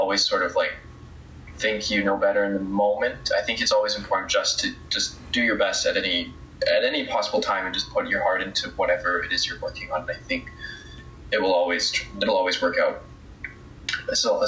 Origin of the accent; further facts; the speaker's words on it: Canada; also born or lived in Calgary; as a Canadian